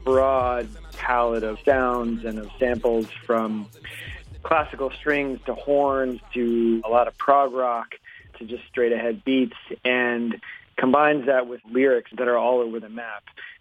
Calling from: Washington, District of Columbia, United States; I'm calling from Washington, D.C.

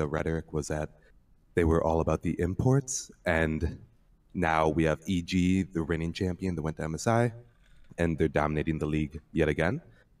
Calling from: Milwaukee, Wisconsin, United States; Calling from Milwaukee, Wisconsin.

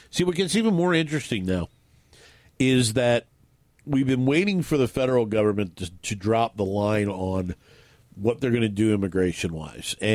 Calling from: West Richland, Washington, United States; Oh, I'm …. I'm in West Richland.

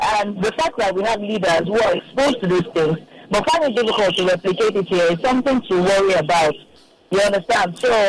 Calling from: Lagos, Nigeria

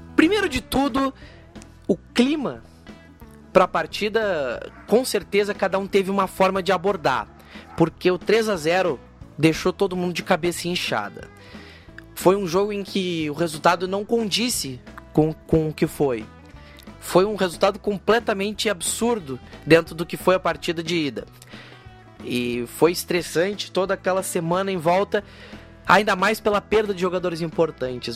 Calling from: Rio Grande, Rio Grande do Sul, Brazil; falo de Rio Grande, no Rio Grande do Sul

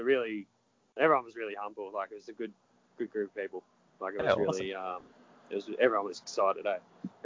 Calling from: South Windsor, New South Wales, Australia; just ringing from South Windsor.

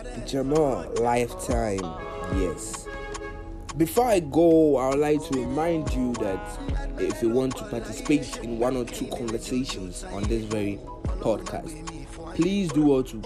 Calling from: Ghana; I'm talking from Ghana.

